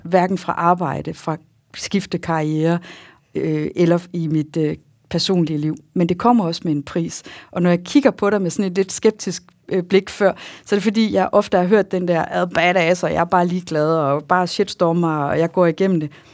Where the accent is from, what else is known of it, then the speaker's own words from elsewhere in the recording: Jutland, Denmark; accent: Jutlandic; also born or lived in Bellevue; jeg er jo jyde